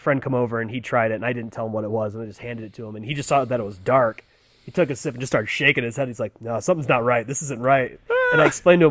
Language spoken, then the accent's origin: English; Midwest, United States; moved away; growing up in the Midwest